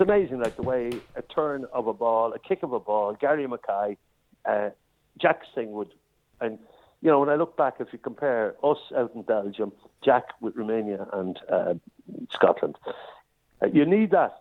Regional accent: Ireland; I'm an Irishman

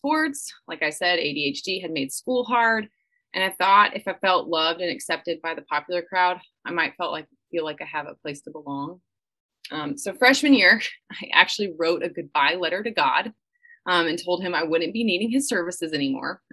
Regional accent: Atlanta, Georgia, United States; I was born and raised just outside of Atlanta, Georgia

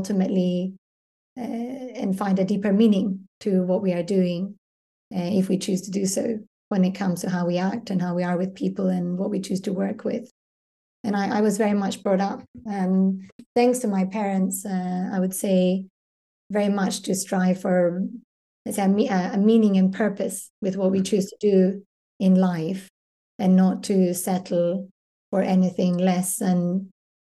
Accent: Glasgow, Scotland, United Kingdom; moved away as an adult; also born or lived in Edinburgh / London / Brussels / Paris; now in Stockholm, Sweden; I was born and brought up in Scotland

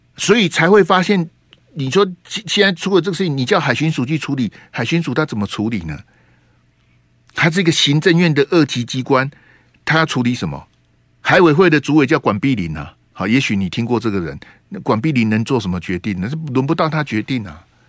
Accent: Taiwan; 假设今天溺毙的是我们台湾人

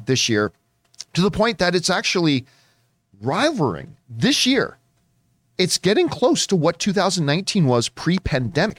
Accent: Canada; now in Southern California, United States; being a Canadian that has moved down to Southern California

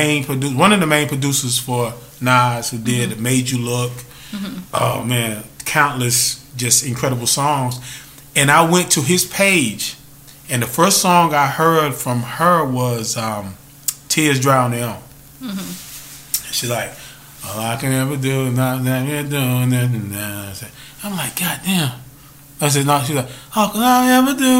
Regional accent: North Carolina, United States; I'm growing up in North Carolina.

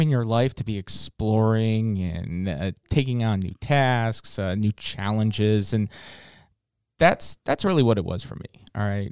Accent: Virginia Beach, Virginia, United States; I grew up in Virginia Beach in, in, in Norfolk area.

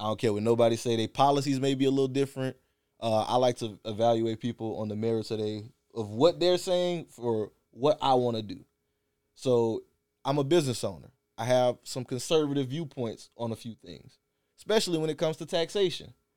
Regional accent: South Louisiana, United States; we grew up in South Louisiana

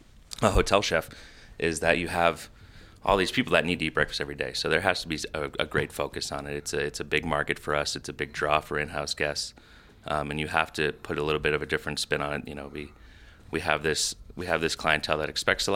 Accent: Iowa, United States; also born or lived in Boston; so we grilled a lot in the summers growing up in Iowa as well as Boston

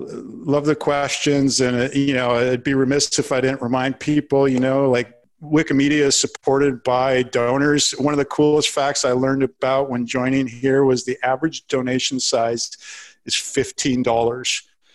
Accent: Minnesota, United States; I actually live in North Carolina now, so I'll do props to. I am a Minnesotan forever in my heart, but I live in North Carolina

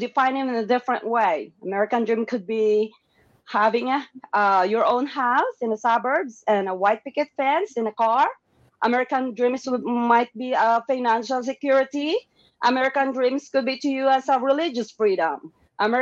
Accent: M'lang, Soccsksargen, Philippines; moved away as an adult; also born or lived in Iloilo; now in United States; I came from the Philippines, interior part of the Philippines. It's a small village. It's called Mulang, Cotabato. I grew up in a very rudimentary, very basic community.

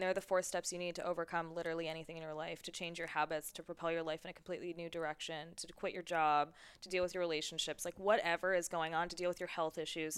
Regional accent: New York City, New York, United States; now in San Diego, United States; I'm from New York City

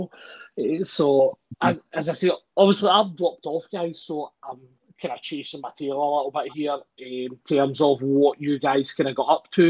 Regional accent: Scotland, United Kingdom; being Scottish

